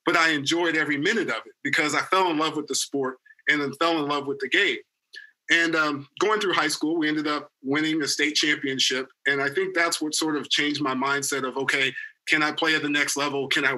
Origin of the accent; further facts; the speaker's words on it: Lawton, Oklahoma, United States; also born or lived in Fort Riley, Kansas; I was born in Fort Riley, Kansas, believe it or not, in the Midwest, but was raised in Lawton, Oklahoma, which is Fort Sill. I'm an Army brat.